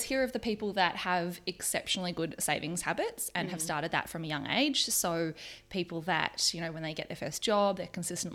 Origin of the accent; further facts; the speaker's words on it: Melbourne, Victoria, Australia; moved away as an adult; now in New Zealand; I'm originally from Melbourne. I've been in New Zealand for 4 years